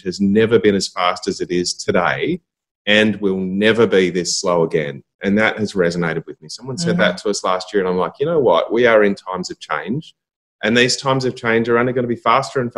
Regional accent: Burnie, Tasmania, Australia; So growing up in Tassie, I was born in Burnie

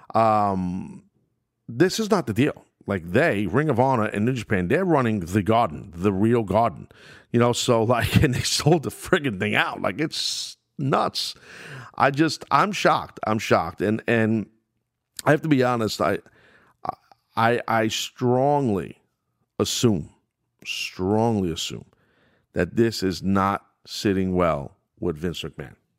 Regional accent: New York, United States; my hometown of New York

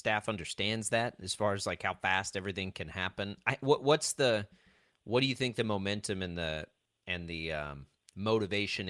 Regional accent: Texas, United States; spoken as a Texan

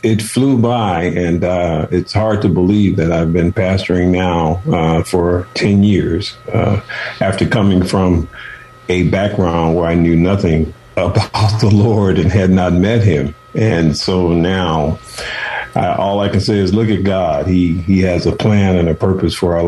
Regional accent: Chicago, Illinois, United States; moved away as an adult; also born or lived in Oakland / San Francisco; I'm from Chicago, and my mother and father had 13 children, and I was the last of the 13. I was the 12th, and so she had me at the age of 41 against doctor's orders, but I came up through Chicago

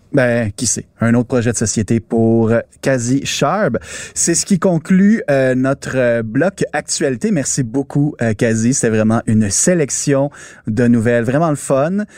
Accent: Quebec, Canada; chez nous au Québec

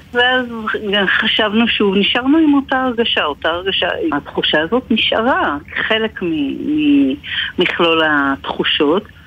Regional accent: Sha'ar HaGolan, Northern District, Israel; אנחנו גרנו בשער גולן

